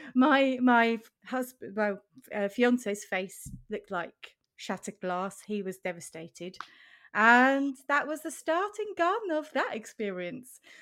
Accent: Switzerland; now in Norwich, United Kingdom; I am in the U K, in Norwich. I'm originally from Switzerland.

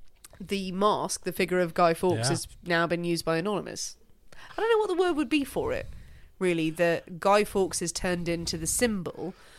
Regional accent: Ireland; now in England; Well, what we did, actually, like living in England as well, but as Irish people, we did bonfires on Halloween.

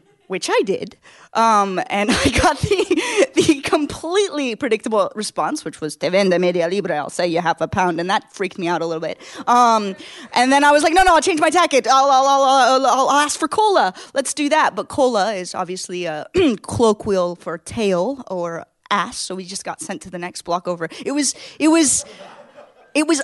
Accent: United States; I'm from America

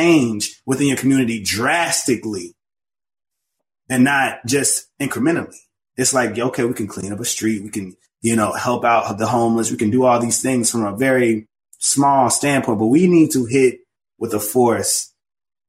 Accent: the South, United States; now in Chicago, United States; I grew up in the church and I'm from the South

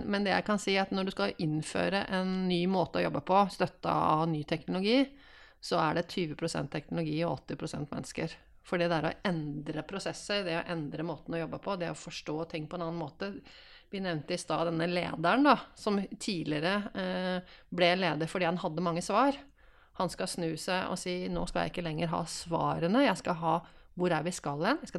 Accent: Drammen, Buskerud, Norway; Jeg er fra Drammen

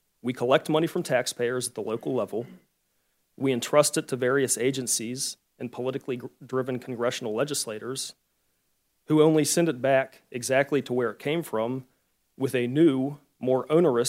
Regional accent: Charlottesville, Virginia, United States; my hometown, which is Charlottesville, Virginia

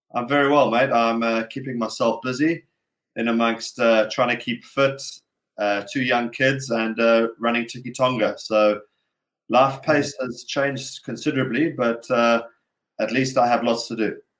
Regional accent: Durban, KwaZulu-Natal, South Africa; moved away; as a young kid growing up in Durban

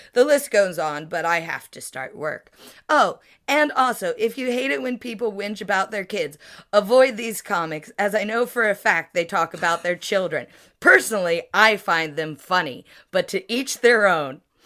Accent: United States; now in United Kingdom; I'm American, but I am also a comedian who lives in the U K.

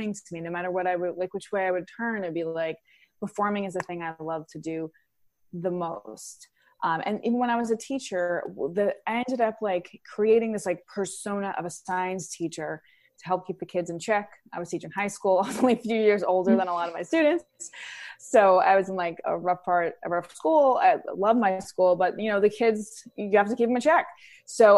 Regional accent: New York City, New York, United States; I grew up in Queens, New York, in an Italian-American family

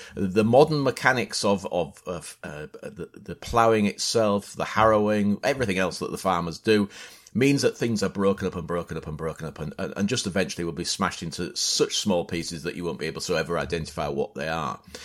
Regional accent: near Hull, Yorkshire and the Humber, United Kingdom; I grew up in East Yorkshire, a little village on the outskirts of Hull

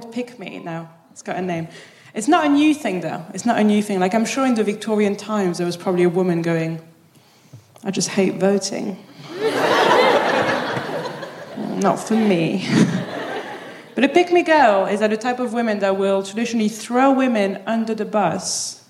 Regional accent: Paris, Île-de-France, France; moved away as an adult; now in Birmingham, United Kingdom; I'm from Paris.

